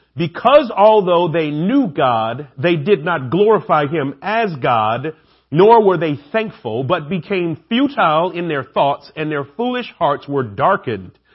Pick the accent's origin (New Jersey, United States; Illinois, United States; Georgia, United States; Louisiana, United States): Georgia, United States; Atlanta; I'm the only guy from Atlanta